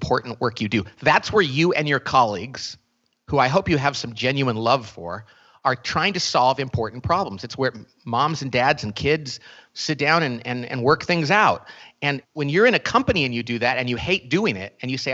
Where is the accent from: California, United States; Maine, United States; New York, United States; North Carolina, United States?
California, United States; Bakersfield; I grew up in a little part of Oklahoma called Bakersfield, California. So it's a town in California that is far more like Oklahoma